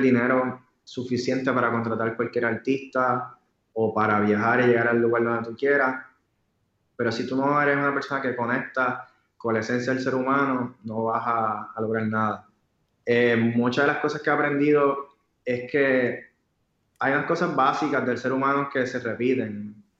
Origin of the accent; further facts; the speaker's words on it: Puerto Rico; como yo soy puertorriqueño, pues tenía que conocer mi cultura